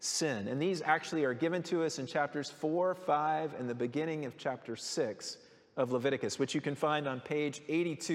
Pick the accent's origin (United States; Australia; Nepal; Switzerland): United States; Colorado; growing up in Colorado